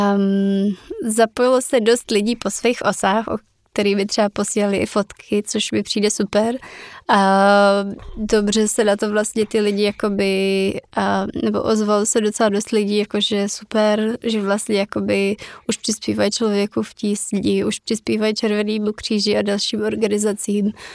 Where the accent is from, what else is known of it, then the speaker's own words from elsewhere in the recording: Czechia; jako Češi